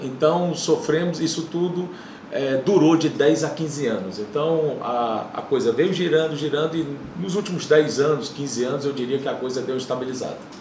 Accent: Fortaleza, Ceará, Brazil; moved away as an adult; voltei para minha cidade natal, que era um sonho meu

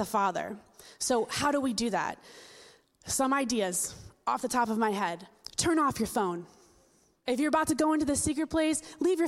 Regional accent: New Jersey, United States; I'm from Jersey

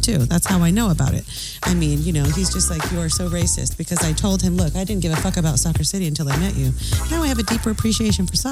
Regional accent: United States; I'm American

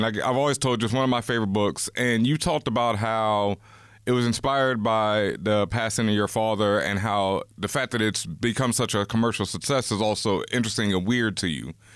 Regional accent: Houston, Texas, United States; I grew up in Houston, Texas, and Houston back then was very segregated

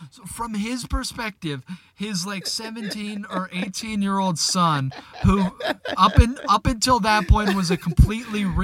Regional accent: the South, United States; I grew up in the South

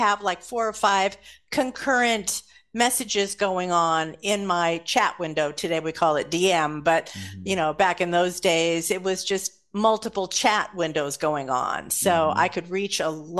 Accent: Los Angeles, California, United States; also born or lived in Santa Monica / Burbank; I grew up in Los Angeles

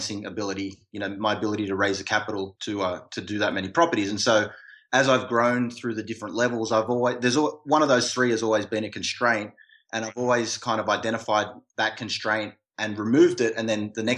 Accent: Australia; now in United States; that's my home country and I've got some people back there

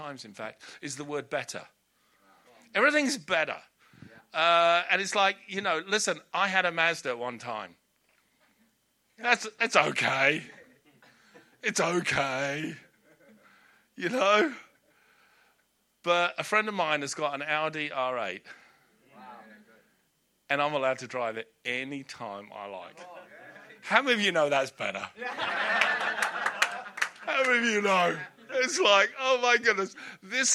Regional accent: Hampton, London, United Kingdom; I grew up in Hampton in Middlesex

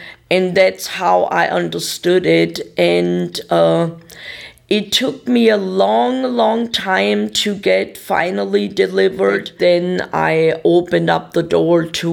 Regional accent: Germany; English is a second language; moved away as an adult; now in Tulsa, United States; I was from Germany

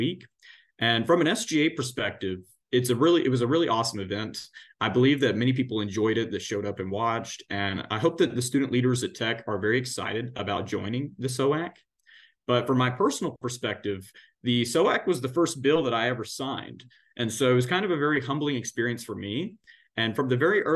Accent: McMinnville, Tennessee, United States; now in Cookeville, United States; my hometown, McMinnville, is just, you know, a few miles down the road in Warren County

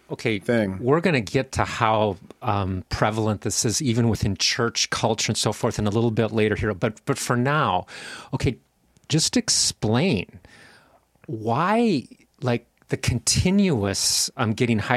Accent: Columbus, Ohio, United States; born or raised there; moved away as an adult; also born or lived in northern Indiana

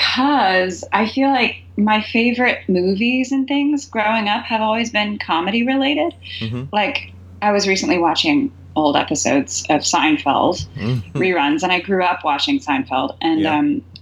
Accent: Lexington, Kentucky, United States; moved away; I'm from Lexington, Kentucky. I am like a 12th generation Kentuckian or something crazy like that. So my family on my mom's side has been there forever.

